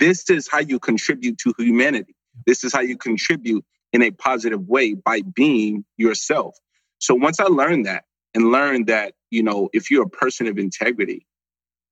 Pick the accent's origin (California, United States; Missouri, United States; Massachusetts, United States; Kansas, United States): Missouri, United States; St. Louis; now in Dallas, United States; I come from St. Louis, Missouri. I live in Dallas, Texas now